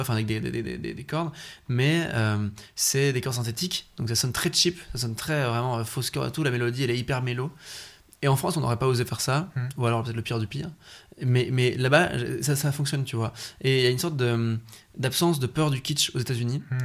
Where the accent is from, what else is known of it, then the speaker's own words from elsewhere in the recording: Belgium; chez nous en Belgique